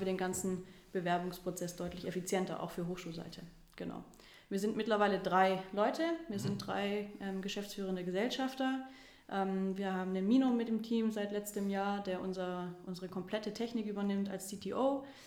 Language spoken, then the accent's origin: German; Stuttgart, Baden-Württemberg, Germany; moved away as an adult; now in Cologne, Germany; ich bin gebürtige Stuttgarterin, ähm, wohne jetzt seit vier Jahren hier in Köln